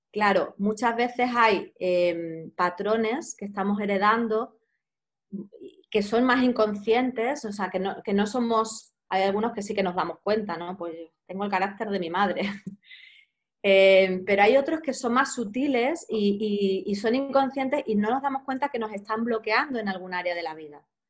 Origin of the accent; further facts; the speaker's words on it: Cádiz, Andalusia, Spain; moved away as an adult; also born or lived in Granada; now in Barcelona, Spain; yo soy de Cádiz